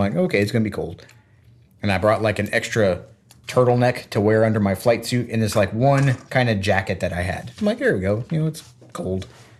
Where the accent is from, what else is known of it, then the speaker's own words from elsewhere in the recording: Florida, United States; Growing up in Florida